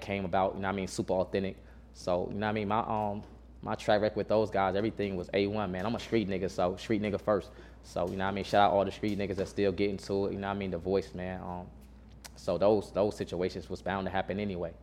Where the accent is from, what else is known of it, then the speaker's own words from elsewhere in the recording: Burlington, North Carolina, United States; originally I'm from North Carolina. Man, I'm from um, Burlington, North Carolina.